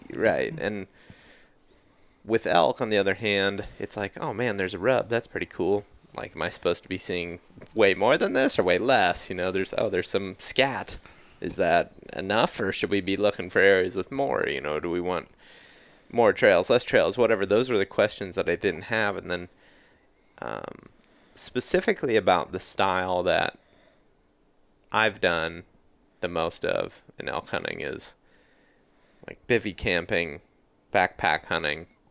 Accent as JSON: {"language": "English", "region": "Ohio", "country": "United States", "tie": "born or raised there", "said": "growing up in Ohio"}